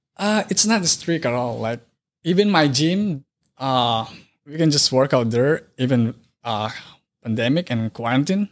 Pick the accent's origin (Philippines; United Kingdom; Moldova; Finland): Philippines; moved away as an adult; now in Wisconsin, United States; I grew up in Philippines